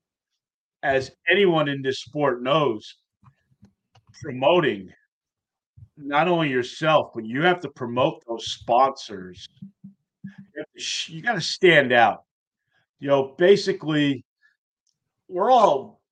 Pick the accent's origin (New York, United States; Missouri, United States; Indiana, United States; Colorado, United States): New York, United States; moved away; I am originally from New York